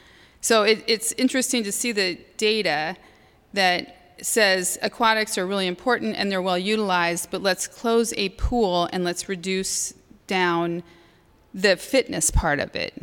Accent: Iowa City, Iowa, United States; born or raised there

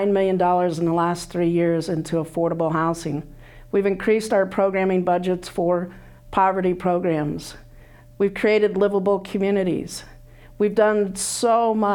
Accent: Illinois, United States; moved away as an adult; now in Iowa City, United States; I grew up in Illinois.

